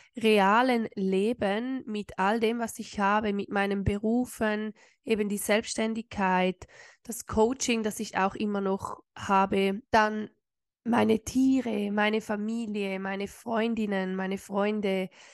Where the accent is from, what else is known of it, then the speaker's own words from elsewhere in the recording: Switzerland; bei uns in der Schweiz